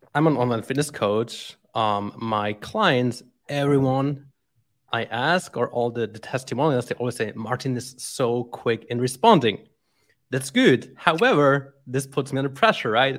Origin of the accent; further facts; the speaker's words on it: Switzerland; moved away as an adult; now in Brazil; born and raised in Switzerland